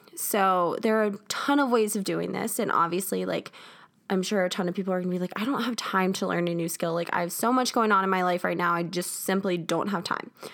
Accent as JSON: {"language": "English", "region": "South Carolina", "country": "United States", "moved": "as an adult", "lives_now": "Denver, United States", "said": "I am originally from South Carolina. That's where my family lives."}